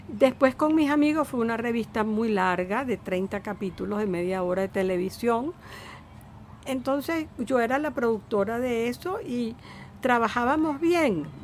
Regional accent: Venezuela

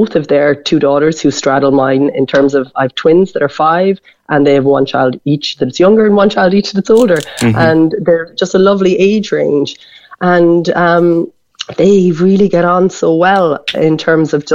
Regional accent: Wexford, Leinster, Ireland; now in Lahinch, Ireland; I come from Wexford. I live in Lahinch.

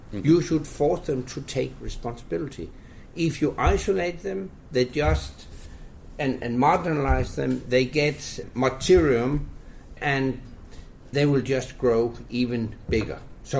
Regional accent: Jutland, Denmark; I grew up in Jutland.

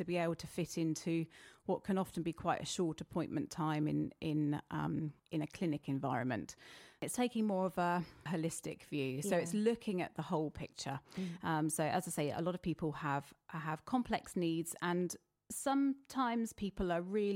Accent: East Grinstead, South East England, United Kingdom; I was brought up in East Grinstead, so I'm local

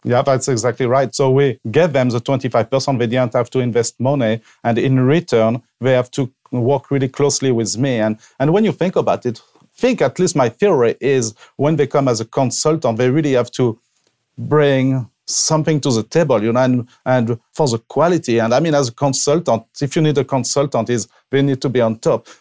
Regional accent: Avignon, Provence-Alpes-Côte d'Azur, France; moved away as an adult; now in Washington State, United States; I was born and raised in France, obviously, and so in the south of France, in, uh, Provence, Avignon

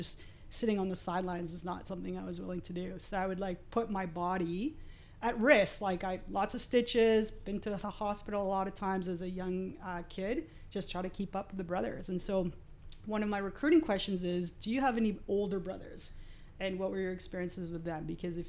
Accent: Montreal, Quebec, Canada; also born or lived in Argentina; I grew up in Montreal, so when I left Argentina we lived in Montreal for a while

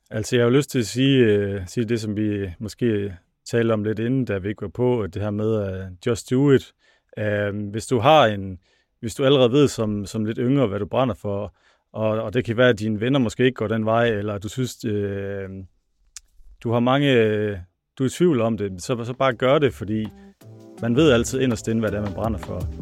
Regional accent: North Denmark Region, Denmark; accent: North Jutland dialect; ja, det kan I godt høre på min flot dialekt.

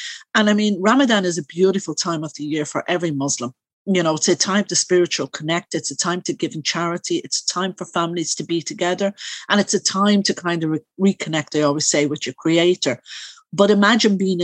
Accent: Dublin, Leinster, Ireland; I am originally from Coolock

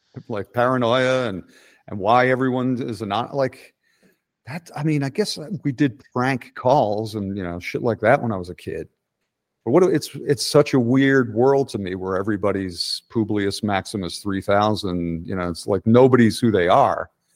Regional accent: Philadelphia, Pennsylvania, United States; moved away; we're both from Philly

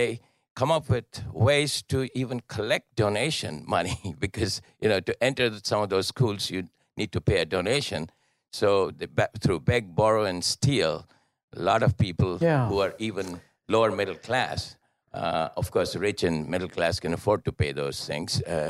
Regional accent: India; now in Washington, D.C., United States; I come from India

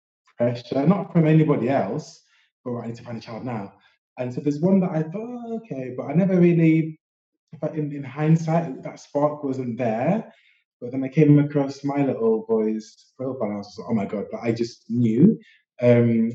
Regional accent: Sheffield, Yorkshire and the Humber, United Kingdom; now in London, United Kingdom; I'm from Sheffield originally and live in London

